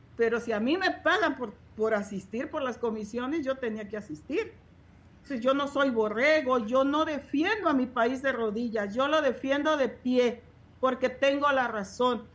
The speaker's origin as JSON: {"language": "Spanish", "region": "Chiapas", "country": "Mexico", "said": "soy de mi distrito de raíces indígenas, porque lo puedo comprobar y soy chiapaneca"}